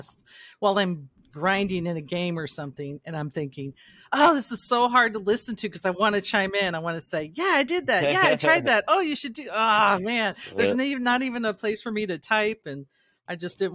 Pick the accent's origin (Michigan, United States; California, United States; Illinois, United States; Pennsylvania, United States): California, United States; Shasta, Northern; I grew up in Shasta